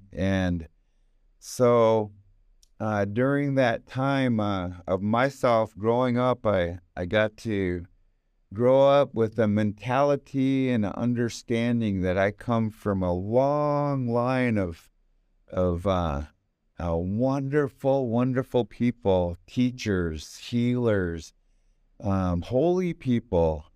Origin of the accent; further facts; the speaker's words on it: United States; I got the tail end of growing up in America w, as a native